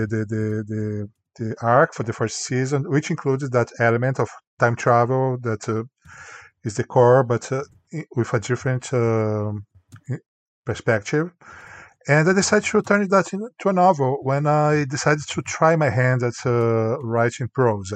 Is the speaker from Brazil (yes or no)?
yes; Goiânia, Goiás, Brazil; English is a second language; moved away as an adult; also born or lived in Canada; now in United States; I also was a volunteer in the bus terminal in Goiânia, my hometown, Brazil